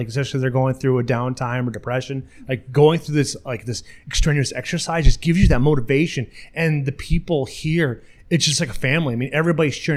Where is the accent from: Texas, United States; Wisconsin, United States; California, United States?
Wisconsin, United States; La Crosse; I'm from La Crosse, so I'm able to go to Grand Nance Bluff